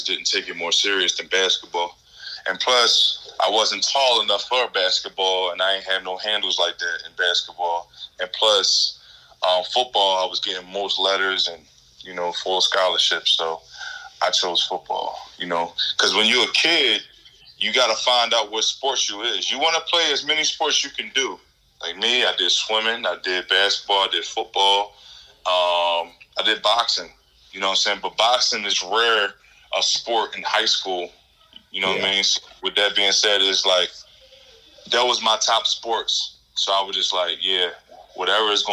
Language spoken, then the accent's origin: English; Philadelphia, Pennsylvania, United States; I'm from North Philadelphia. North Philadelphia is a rough environment.